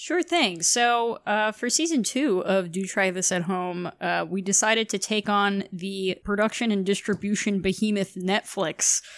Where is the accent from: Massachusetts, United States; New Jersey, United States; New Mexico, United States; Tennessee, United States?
New Jersey, United States; Glen Rock; is from the same hometown as me. We're both from Glen Rock, New Jersey